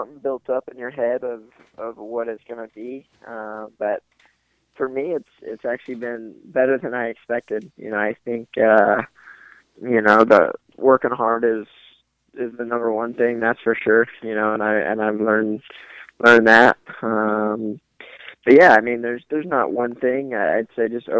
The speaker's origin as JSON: {"language": "English", "region": "the South", "country": "United States", "tie": "born or raised there", "said": "I grew up in the South"}